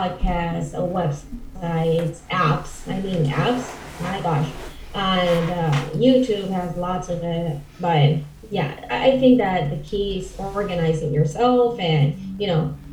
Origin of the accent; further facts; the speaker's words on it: Caracas, Capital District, Venezuela; first language Spanish; English is a second language; now in Buenos Aires, Argentina; I'm from Caracas, Venezuela. I'm so proud of being Venezuelan.